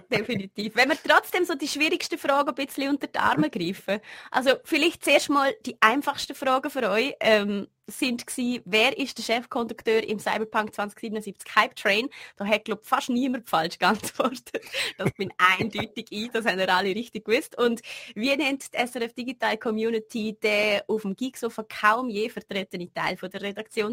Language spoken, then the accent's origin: German; Liechtenstein; als Liechtensteiner in der Schweiz zu studieren